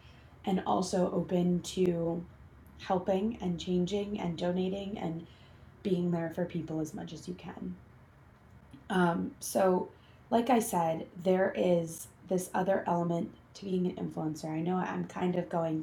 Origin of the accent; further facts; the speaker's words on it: New York City, New York, United States; I grew up in New York City. I went to school on the Upper West Side.